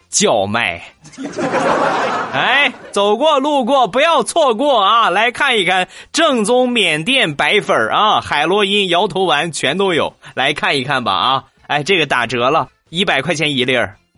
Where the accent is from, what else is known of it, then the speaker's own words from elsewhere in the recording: northern China, China; 我们这个地方，北方来说呢